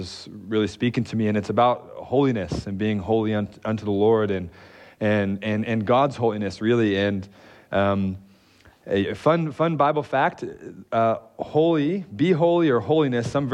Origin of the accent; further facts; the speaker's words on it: Detroit, Michigan, United States; moved away; I am from Detroit